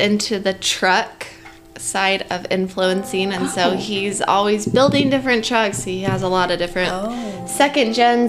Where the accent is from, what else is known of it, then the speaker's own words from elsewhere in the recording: Utah, United States; moved away as an adult; now in Idaho, United States; I grew up in Utah. We recently just moved to Idaho.